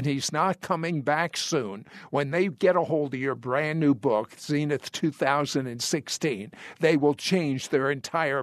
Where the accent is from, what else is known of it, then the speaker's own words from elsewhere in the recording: United States; I've lived my whole life as an American.